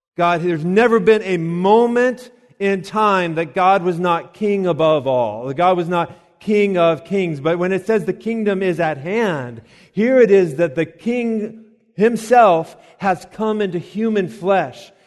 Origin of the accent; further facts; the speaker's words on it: Colorado Springs, Colorado, United States; now in Lexington, United States; I'm from Colorado. And, uh, out there, of course, there's the, the mountains. And we used to, to go, and actually, the city that I'm from is Colorado Springs.